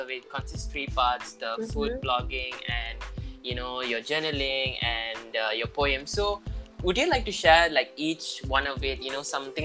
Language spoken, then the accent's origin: English; Ipoh, Perak, Malaysia; I'm from Ipoh.